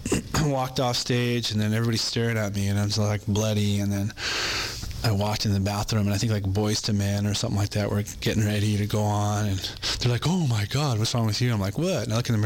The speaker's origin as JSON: {"language": "English", "town": "Compton", "region": "California", "country": "United States", "tie": "born there", "also_born_or_lived": "San Pedro, California", "said": "I was born in Compton, California."}